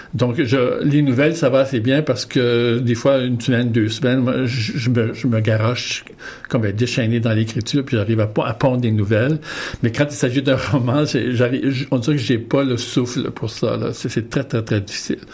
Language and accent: French; Winnipeg, Manitoba, Canada; moved away; je suis originaire de Saint-Boniface, au Manitoba